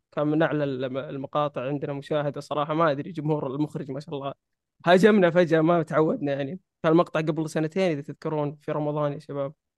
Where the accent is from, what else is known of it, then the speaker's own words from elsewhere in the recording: Saudi Arabia; عندنا في السعودية